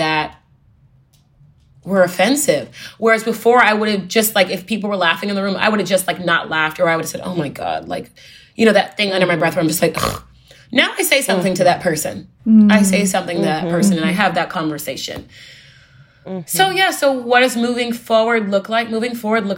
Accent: Houston, Texas, United States; I'm from Texas, Houston, Texas.

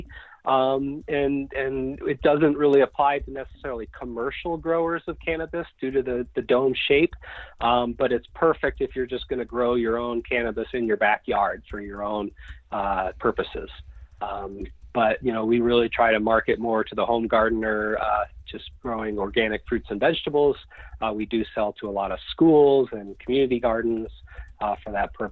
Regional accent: just outside Boston, Massachusetts, United States; I grew up in Massachusetts, just outside Boston

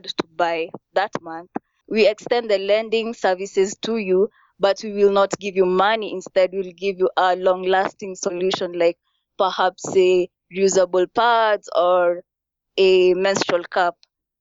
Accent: Kenya; moved away

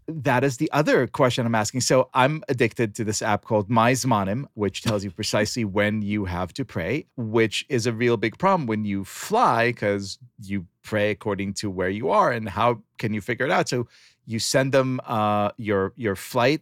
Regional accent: Israel; moved away; I grew up in Israel

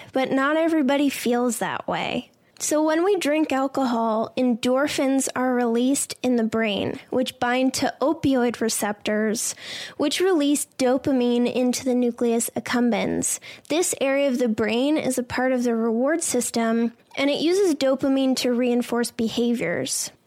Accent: Boston, Massachusetts, United States; I'm some lady from Boston

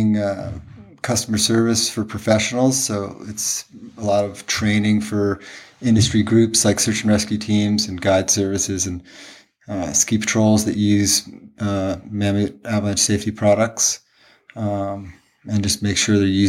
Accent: Connecticut, United States; moved away as an adult; also born or lived in Colorado Springs, Colorado; now in Jackson, United States; I grew up back east in Connecticut, went to college in Colorado, in Colorado Springs

